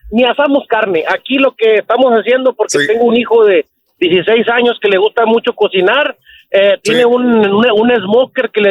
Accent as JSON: {"language": "Spanish", "area": "near Miguel Alemán", "region": "Tamaulipas", "country": "Mexico", "moved": "yes", "said": "Yo soy de ahí cerca de donde tienes a mí el borrego de Miguel Alemán, Tamaulipas."}